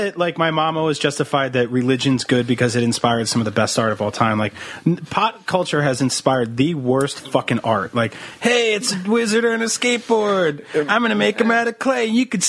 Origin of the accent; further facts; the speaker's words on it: East Coast, United States; moved away; I grew up on the East Coast where we didn't have pot clubs and there was no legalized pot.